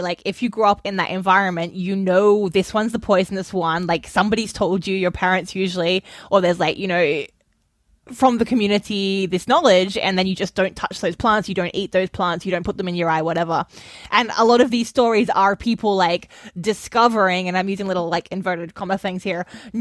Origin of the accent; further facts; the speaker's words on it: Australia; moved away; as an Australian